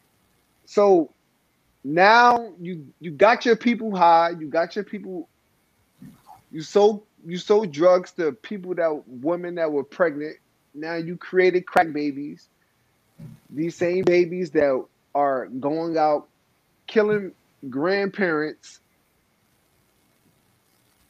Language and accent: English; New York, United States; I'm from New York